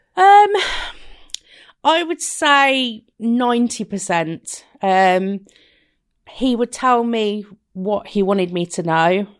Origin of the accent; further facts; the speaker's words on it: Rugby, West Midlands, United Kingdom; I'm from Rugby Warwickshire